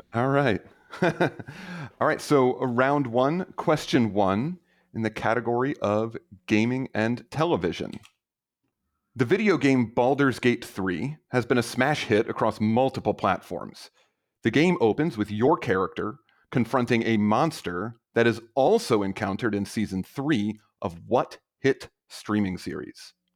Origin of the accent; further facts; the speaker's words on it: Maryland, United States; moved away as an adult; also born or lived in South Carolina / Arkansas; now in Turlock, United States; I'm originally from Maryland